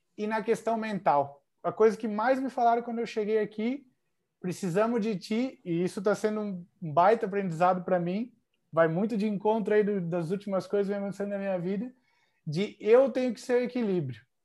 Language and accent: Portuguese; Joinville, Santa Catarina, Brazil; moved away as an adult; also born or lived in Nova Veneza, Brazil / Spain / Italy; now in Bangkok, Thailand; eu nasci em Nova Veneza, né? Bem perto de Tubarão, porém me criei em Joinville